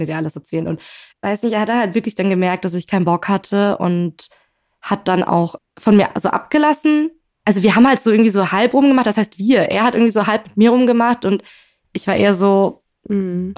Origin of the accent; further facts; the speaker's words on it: Berlin, Germany; ich komme aus Berlin